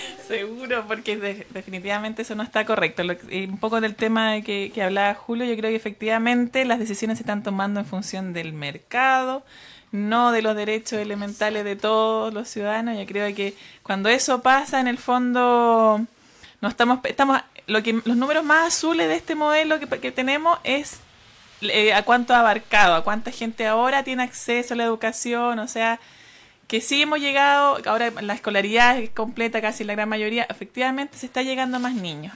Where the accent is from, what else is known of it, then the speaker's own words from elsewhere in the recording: Santiago, Santiago Metropolitan Region, Chile; now in Aysén, Chile; Yo nací, crecí Santiago y, en Santiago vivíamos en un pasaje